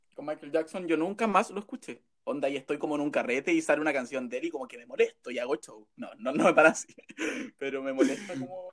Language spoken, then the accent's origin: Spanish; Pomaire, Santiago Metropolitan Region, Chile; moved away as an adult; now in Santiago, Chile; soy de Pomaire, pero vivo hace cuatro años, los mismos cuatro años que estudio en Santiago.